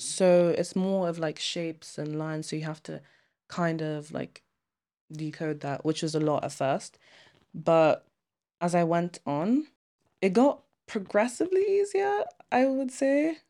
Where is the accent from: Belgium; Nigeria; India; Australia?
Nigeria; now in United Kingdom; I'm from Nigeria and I'm a boarder